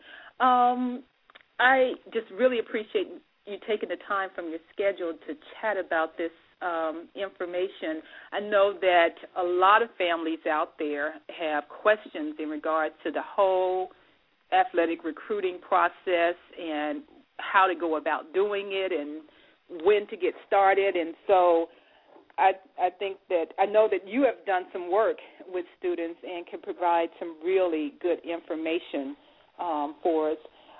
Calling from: Dayton, Ohio, United States; Our switchboard is located in sunny Southern California, but I am broadcasting live from Dayton, Ohio.

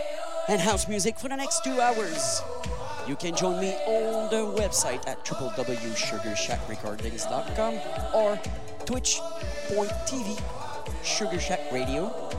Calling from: Montreal, Quebec, Canada; I'm your host, …, and I'm live from Montreal, Quebec, Canada.

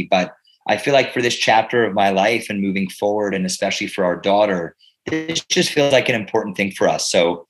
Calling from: Pennsylvania, United States; I am calling in from Bucks County, Pennsylvania. We're in eastern Pennsylvania, about 5 minutes from the Delaware River

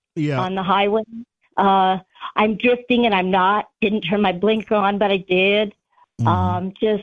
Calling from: Arizona, United States

